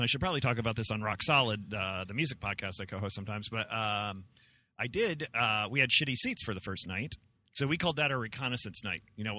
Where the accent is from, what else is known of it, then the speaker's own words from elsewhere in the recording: Memphis, Tennessee, United States; moved away; also born or lived in New Jersey; I was born in Memphis. My mom was raised in Memphis, but I ended up moving to New Jersey.